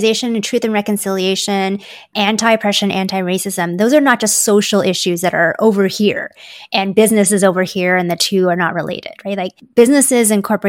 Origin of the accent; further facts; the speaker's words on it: Ontario, Canada; also born or lived in Hong Kong; My parents and I moved here when I was just a baby. So I feel like I grew up in Canada